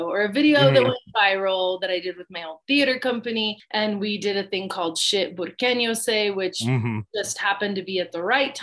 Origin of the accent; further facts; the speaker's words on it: Santa Fe, New Mexico, United States; I grew up in Santa Fe